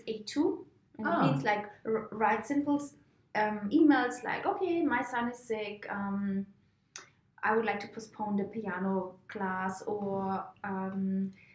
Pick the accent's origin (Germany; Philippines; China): Germany; Würzburg, Bavaria; accent: German; English is a second language; moved away as an adult; also born or lived in Princeton, New Jersey, United States; I'm from Germany